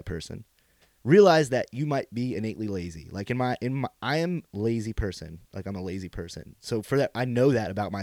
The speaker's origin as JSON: {"language": "English", "town": "Pine Bush", "region": "New York", "country": "United States", "tie": "born or raised there", "said": "since I was a young lad growing up in Pine Bush, New York, as a bushman"}